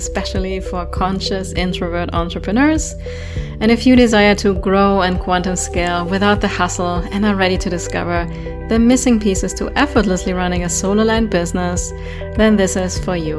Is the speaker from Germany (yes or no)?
yes; Germany; accent: German; English is a second language; my German accent